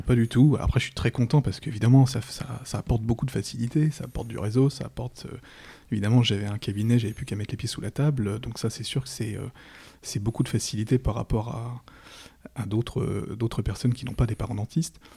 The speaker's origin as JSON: {"language": "French", "town": "Paris", "region": "Île-de-France", "country": "France", "said": "je suis parisien, je suis un pur, un pur parisien du, du, 11e arrondissement"}